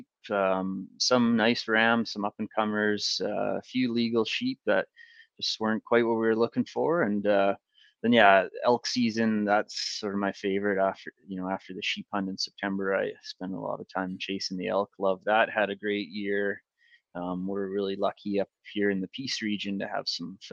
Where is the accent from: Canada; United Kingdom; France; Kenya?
Canada; the Kootenays, British Columbia; also born or lived in Northern Ontario / Prince George, British Columbia; my family moved out from Northern Ontario when I was fairly young, moved to BC. And so I grew up in the Kootenays